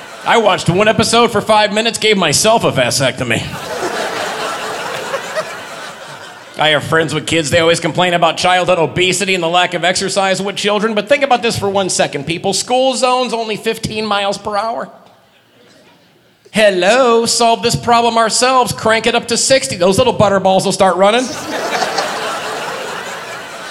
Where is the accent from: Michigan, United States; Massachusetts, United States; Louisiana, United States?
Michigan, United States; Detroit; moved away; also born or lived in Florida; I'm from Detroit originally, and I lived in Florida for 12 years.